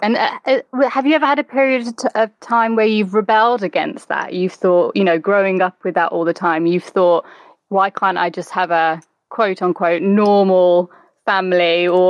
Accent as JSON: {"language": "English", "area": "the Black Country", "region": "West Midlands", "country": "United Kingdom", "accent": "Black Country", "said": "I'm from the Black Country. So every now and again, when I'm tired or angry, I slip really into Black Country."}